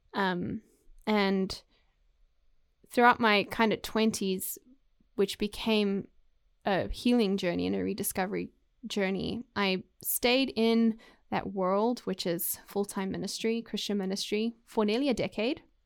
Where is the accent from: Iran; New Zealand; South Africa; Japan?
South Africa; moved away as an adult; also born or lived in United Kingdom; now in Waco, United States; was lucky enough to grow up in South Africa